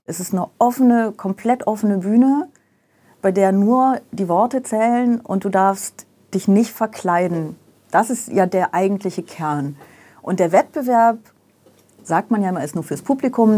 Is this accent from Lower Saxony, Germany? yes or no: no; Aachen, North Rhine-Westphalia, Germany; moved away as an adult; also born or lived in Vaals, Netherlands / Brussels, Belgium; da bin ich irgendwie gefühlt in Aachen aufgewachsen.